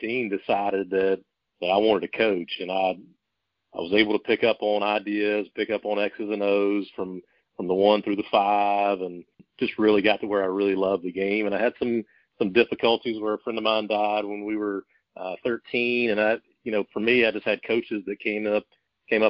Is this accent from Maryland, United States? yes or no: no; South Carolina, United States; I grew up in South Carolina